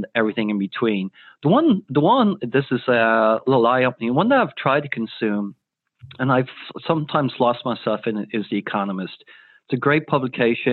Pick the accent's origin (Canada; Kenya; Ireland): Ireland; growing up in Ireland.